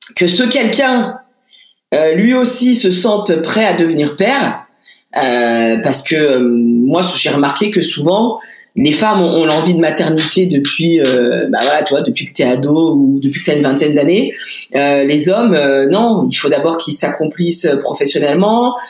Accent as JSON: {"language": "French", "town": "Lyon", "region": "Auvergne-Rhône-Alpes", "country": "France", "said": "je suis lyonnaise moi, hein, donc je l'ai faite dans une maternité à Lyon."}